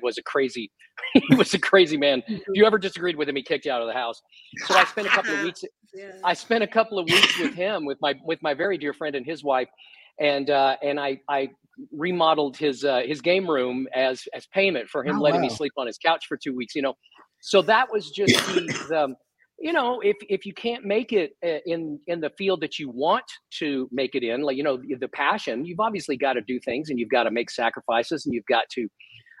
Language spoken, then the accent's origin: English; Texas, United States; I was from Texas.